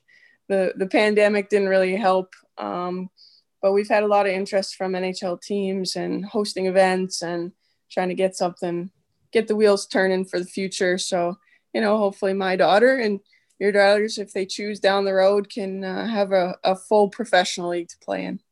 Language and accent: English; Edmonton, Alberta, Canada; moved away as an adult; now in Ohio, United States; born and raised in Edmonton, Alberta, um, but now married to an American boy, and, uh, we live in Ohio